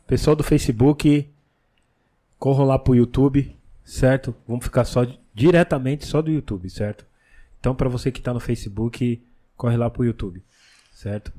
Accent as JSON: {"language": "Portuguese", "region": "São Paulo", "country": "Brazil", "said": "eu sou da Leste também"}